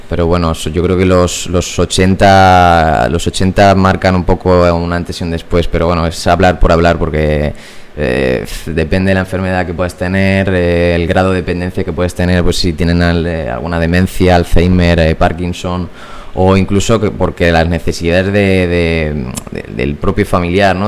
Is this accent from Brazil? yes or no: no; Puertollano, Castilla-La Mancha, Spain; moved away as an adult; now in Madrid, Spain; Yo soy de Puerto Llano, de un pueblo de Ciudad Real.